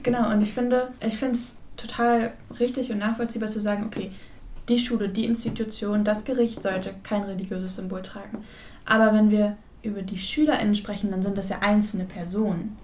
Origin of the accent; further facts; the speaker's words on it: Werl, North Rhine-Westphalia, Germany; in Ferl, da wo ich herkomme